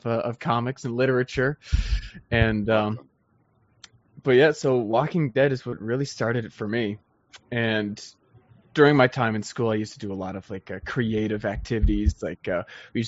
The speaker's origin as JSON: {"language": "English", "region": "Prince Edward Island", "country": "Canada", "tie": "born or raised there", "moved": "yes", "lives_now": "Newfoundland, Canada", "said": "I was born and raised on Prince Edward Island"}